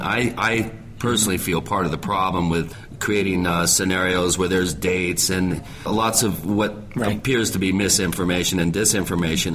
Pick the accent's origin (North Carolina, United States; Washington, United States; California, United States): Washington, United States; I grew up in Washington State